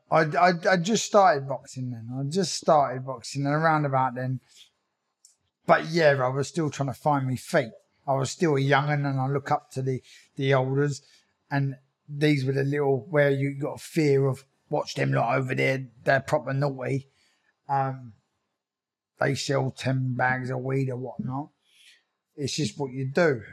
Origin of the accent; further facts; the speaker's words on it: Croydon, London, United Kingdom; I was born in Croydon. Um, yeah, I'm, I'm, from a little council estate. Um, been there all my life